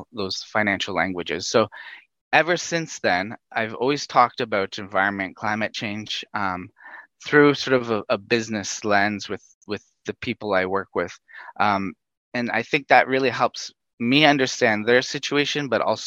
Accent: Northern Canada, Canada; moved away as an adult; also born or lived in Tanzania; I'm a Canadian. I come from Northern Canada, not from a huge agricultural background, but certainly from a forestry background.

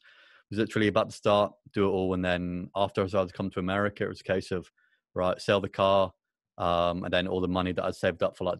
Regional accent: Exeter, South West England, United Kingdom; moved away as an adult; also born or lived in Kentucky; now in United States; Originally from Exeter in Devon. Lived there my entire life.

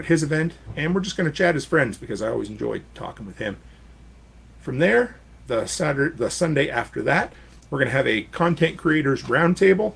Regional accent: Canada; you have an American post office box as a Canadian

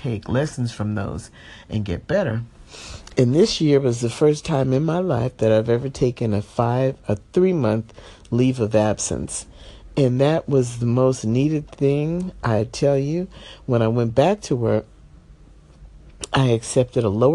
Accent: New Jersey, United States; now in Los Angeles, United States; I'm from New Jersey originally

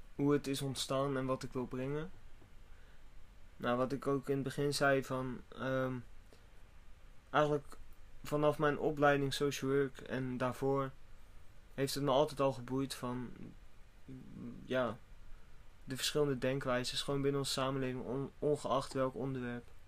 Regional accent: Netherlands; als Nederlander zijnde

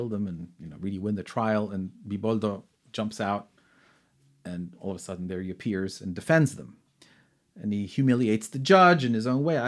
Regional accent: Granada, Andalusia, Spain; growing up in Granada

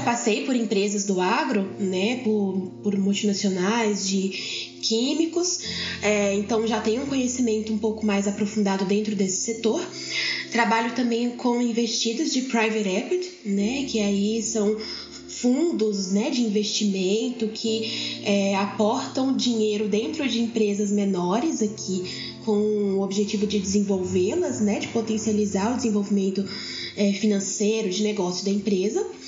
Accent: Brasília, Federal District, Brazil; also born or lived in São Paulo; now in Goiânia, Brazil; hoje eu resido aqui em Goiânia, mas não sou daqui. Né? Nasci em São Paulo, criada em Brasília

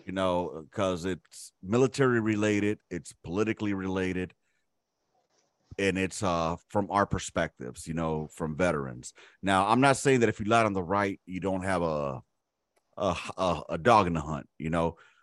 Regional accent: Los Angeles, California, United States; we lived in South Central Los Angeles, one of the fucking worst areas that you could grow up

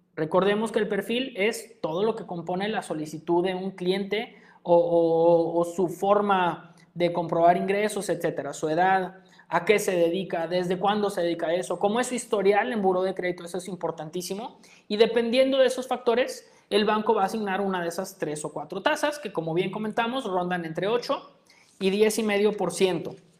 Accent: Mexico; nuestro país

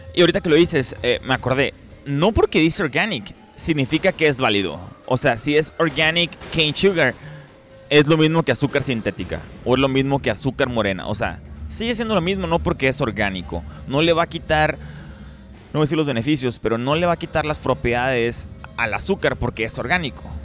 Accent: Ciudad Obregón, Sonora, Mexico; now in United States; yo crecí en Pobregón

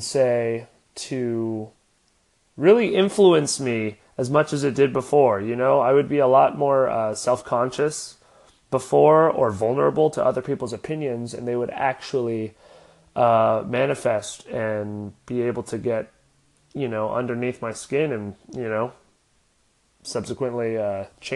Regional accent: Oceanside, California, United States; also born or lived in Los Angeles, California; I was born in Los Angeles, and me and my family moved to Oceanside when I was 7. I grew up playing every sport known to man

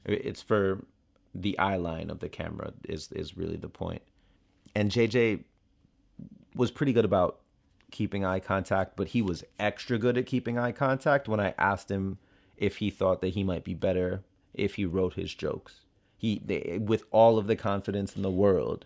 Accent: Miami, Florida, United States; moved away; I'm from Miami and I know what it's like

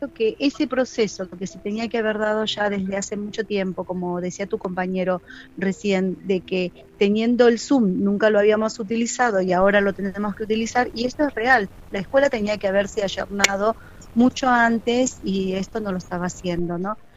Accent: Argentina; Nosotros como argentinos tenemos esta costumbre

